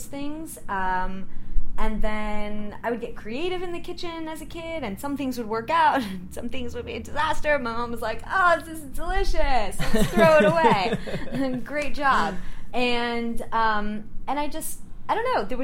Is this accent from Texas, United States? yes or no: no; Orlando, Florida, United States; moved away as an adult; now in New York, United States; I'm originally from Orlando